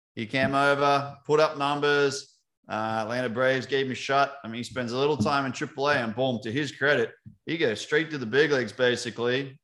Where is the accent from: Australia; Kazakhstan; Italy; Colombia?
Australia; now in United States; as an Aussie over in America